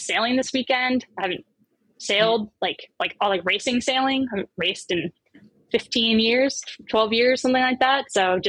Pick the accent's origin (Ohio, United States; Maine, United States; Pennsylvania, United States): Maine, United States; now in New York City, United States; I live in New York City, specifically in Brooklyn, but I'm originally from Midcoast, Maine. So super small town, lived all over the US.